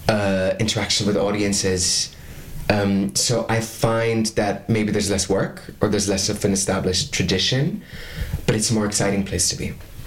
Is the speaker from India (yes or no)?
no; Belgium; moved away as an adult; also born or lived in Dublin, Ireland; now in Rotterdam, Netherlands; I was born and raised in Belgium